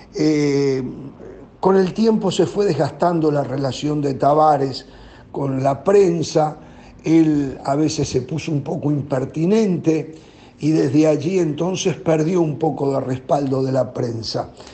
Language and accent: Spanish; Uruguay